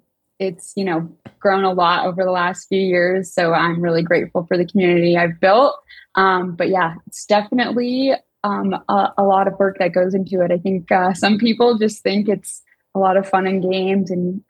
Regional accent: Denver, Colorado, United States; So born and raised in Denver, left for college, came back

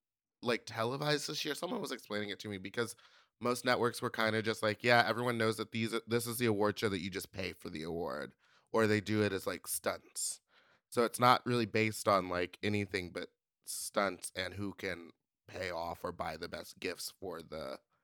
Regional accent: New York, United States; I'm from New York, boy.

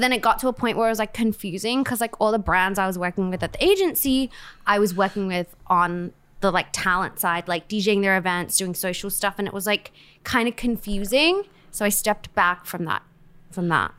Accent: Perth, Western Australia, Australia; moved away; I'm from Australia.

